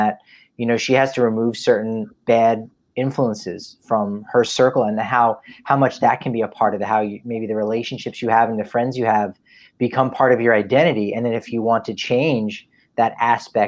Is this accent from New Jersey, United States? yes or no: yes; New Jersey, United States; I'm from Jersey.